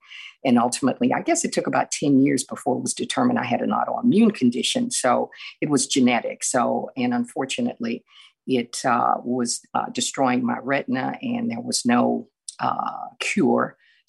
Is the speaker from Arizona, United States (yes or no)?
no; Houston, Texas, United States; but I am from Houston, Texas. I'm a native Houstonian, and I am currently employed.